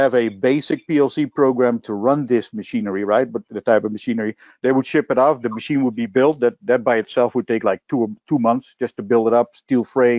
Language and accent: English; Netherlands; moved away; I was born and raised in Holland.